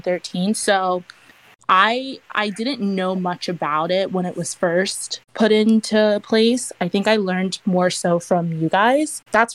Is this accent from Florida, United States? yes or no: yes; Florida, United States; I live in Florida. I mean, I grew up in Florida.